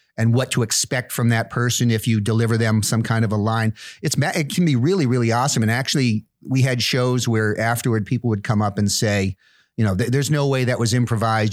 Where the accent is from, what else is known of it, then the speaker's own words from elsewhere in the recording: near Plymouth, South Shore of Massachusetts, United States; moved away as an adult; also born or lived in New York City / White Plains, New York / upstate New York; most of my growing up was done in, in this small town.